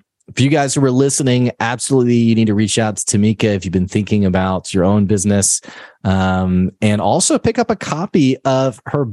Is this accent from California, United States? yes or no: no; Arkansas, United States; I'm from Arkansas. I live in Arkansas.